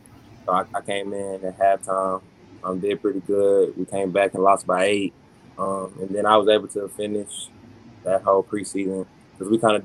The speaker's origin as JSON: {"language": "English", "town": "Dallas", "region": "Texas", "country": "United States", "tie": "born or raised there", "said": "from Dallas, Texas. Out there, I played football since I was 3 years old. My dad was my coach since I was little"}